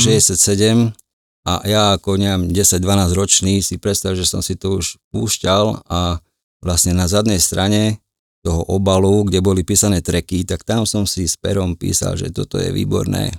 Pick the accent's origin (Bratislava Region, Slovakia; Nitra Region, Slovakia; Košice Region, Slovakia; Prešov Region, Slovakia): Košice Region, Slovakia; Košice; moved away as an adult; also born or lived in Switzerland; tam, tam, tam som sa narodil, tam som vyrastal a do nejakých 36 rokov som tam pôsobil